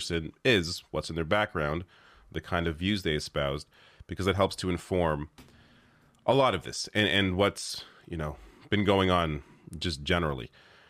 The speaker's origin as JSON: {"language": "English", "country": "Canada", "said": "I feel like because I am a Canadian, I can offer a bit of a different perspective than your typical, you know, American news commentator"}